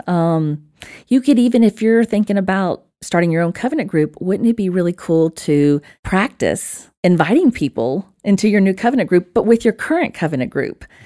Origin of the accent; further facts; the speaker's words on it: Alabama, United States; accent: Alabama; my little Alabama accent.